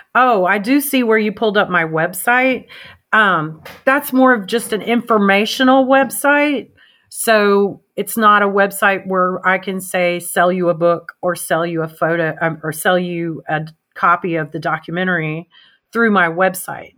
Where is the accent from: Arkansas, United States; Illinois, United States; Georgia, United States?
Arkansas, United States; my home state